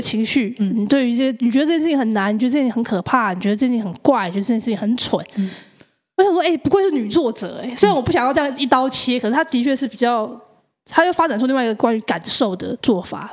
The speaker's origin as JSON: {"language": "Chinese", "country": "Taiwan", "said": "他们知道是台湾的资深喜剧演员"}